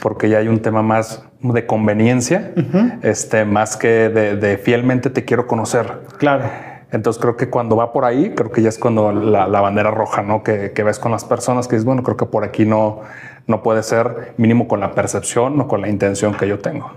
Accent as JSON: {"language": "Spanish", "country": "Mexico", "said": "como latinoamericanos, mexicanos"}